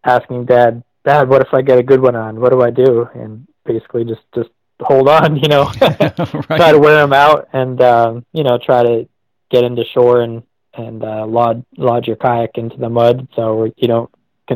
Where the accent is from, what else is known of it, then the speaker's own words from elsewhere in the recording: Maine, United States; I grew up in Maine